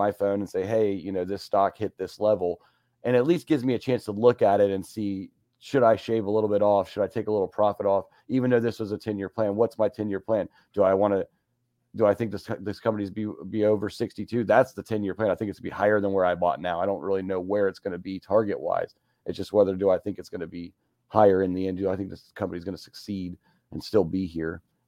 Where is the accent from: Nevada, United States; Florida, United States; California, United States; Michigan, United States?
Nevada, United States; Las Vegas; now in Ohio, United States; I was born in Vegas, raised on the horse track, kind of like Joel.